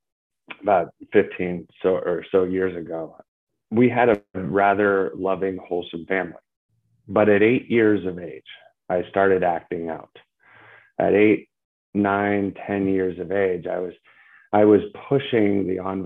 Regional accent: San Francisco Bay Area, California, United States; moved away as an adult; also born or lived in Orange County, California; now in Las Vegas, United States; I was born and raised in the San Francisco Bay Area, which is in California

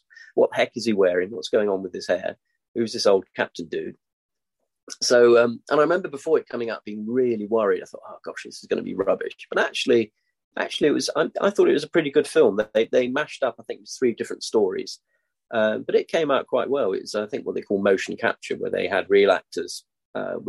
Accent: Denmark; I grew up in Denmark.

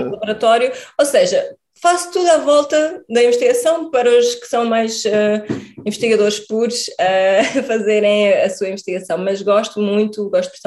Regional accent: Portugal; also born or lived in Mozambique / Lisbon / Viseu; eu cresci aos últimos anos vivo em Viseu é. e a minha família está em Viseu. Um, mas eu nasci em Moçambique, fui para Portugal ah, pequenita, com, com 3 uhum. anos, e, e cresci entre Lisboa, é, né? é, várias cidades

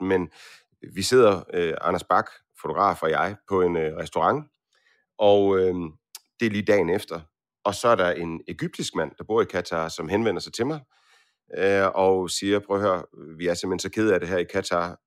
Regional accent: Aarhus, Central Denmark Region, Denmark; jeg kommer fra Aarhus.

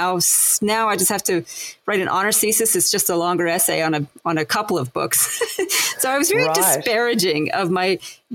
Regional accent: Winnipeg, Manitoba, Canada; accent: Canadian; moved away as an adult; also born or lived in Montreal; now in Australia; after high school, I moved from Winnipeg to Montreal

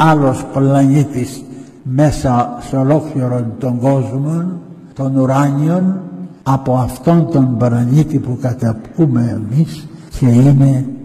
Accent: Egaleo, Attica, Greece; Εγώ είμαι από το Εγάλεο, εμένα η δυτική Αττική, γέννημα φρέμα δυτική Αττική και τέτοια.

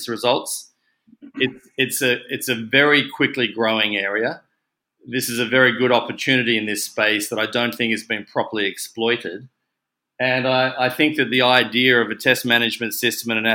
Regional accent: Australia; accent: Aussie; moved away as an adult; also born or lived in Sydney / Hong Kong; You can probably hear from my accent that I am in fact an Aussie

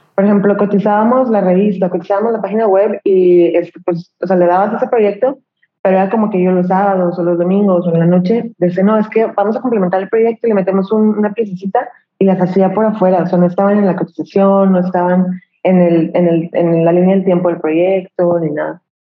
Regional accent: Torreón, Coahuila, Mexico; moved away as an adult; also born or lived in Mexico City; vivo en Torreón, me acabo de regresar a Torreón, Coahuila, soy norteña, pero estuve viviendo

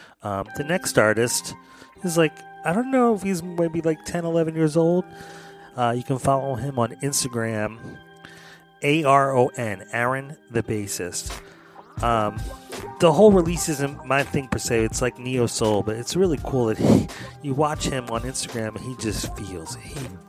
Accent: Philadelphia, Pennsylvania, United States; And by the way, I'm from Philadelphia, and so is Nicholas, and so is Rock the Spot.

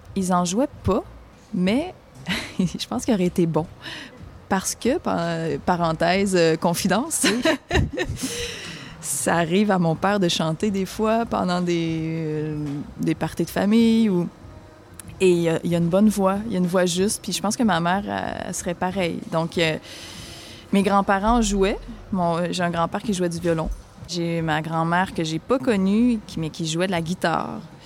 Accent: Sainte-Françoise, Quebec, Canada; Je viens de Sainte-Françoise de Lobinière. Ça se trouve être un tout petit village dans la région du centre du Québec.

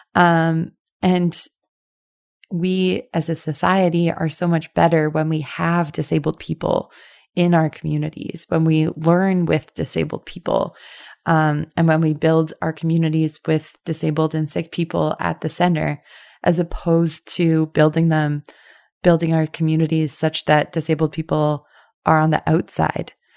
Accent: Winnipeg, Manitoba, Canada; I'm also from Winnipeg

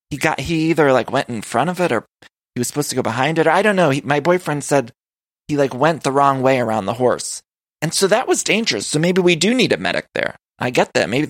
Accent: Ohio, United States; I'm from Ohio.

